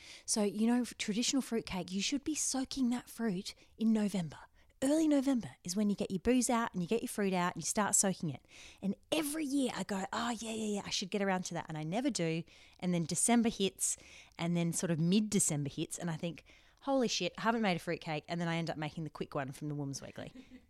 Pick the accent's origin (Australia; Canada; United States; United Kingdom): Australia; Adelaide, South Australia; I'm from Adelaide